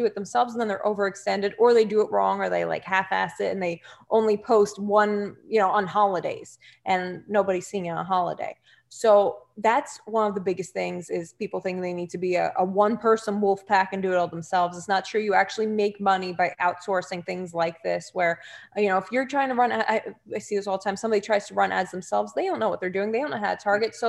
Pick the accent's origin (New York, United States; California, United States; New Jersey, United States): New Jersey, United States; accent: Jersey; my Jersey accent, I get more comments from people on my Jersey accent